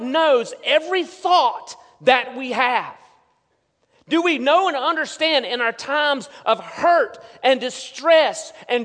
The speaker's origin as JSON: {"language": "English", "town": "Hudson", "country": "United States", "tie": "born or raised there", "said": "growing up in Hudson, the very small town"}